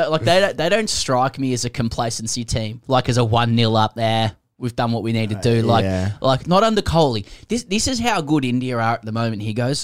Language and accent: English; England, United Kingdom; As an Englishman.